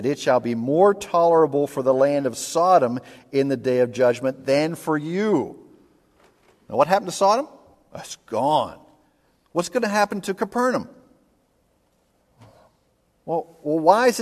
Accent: Pittsburgh, Pennsylvania, United States; growing up in Pittsburgh

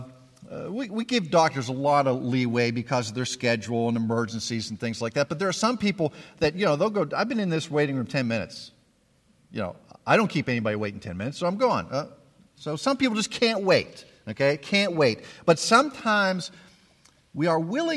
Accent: Pittsburgh, Pennsylvania, United States; moved away; I grew up in Pittsburgh, Pennsylvania

